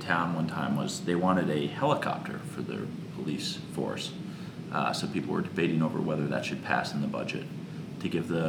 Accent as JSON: {"language": "English", "town": "Stowe", "region": "Vermont", "country": "United States", "tie": "born or raised there", "said": "my hometown of Stowe, Vermont"}